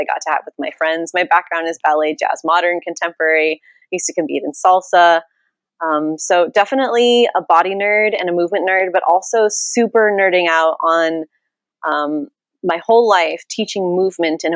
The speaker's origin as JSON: {"language": "English", "town": "Santa Rosa", "region": "California", "country": "United States", "tie": "born or raised there", "also_born_or_lived": "Los Angeles", "said": "I grew up in Santa Rosa. So I grew up here"}